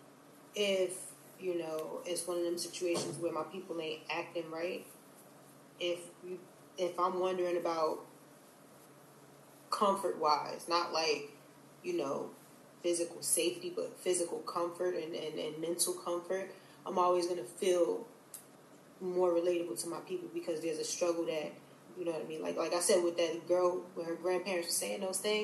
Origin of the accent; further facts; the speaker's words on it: North Carolina, United States; moved away; the environments of which I grew up in North Carolina